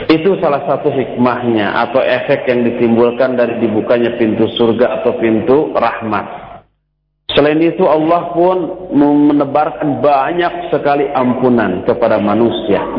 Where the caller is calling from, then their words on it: Tangerang, Banten, Indonesia; Uh, dari Tangerang dengan